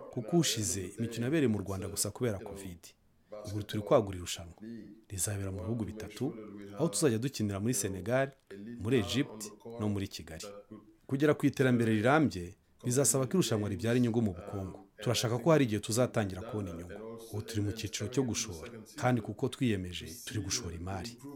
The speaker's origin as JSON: {"language": "Kinyarwanda", "region": "London", "country": "United Kingdom", "also_born_or_lived": "Ghana / United States / Japan / Spain", "moved": "as an adult", "said": "natangiye mfite imyaka cumi n'itanu muri londres nkina muri Brixton"}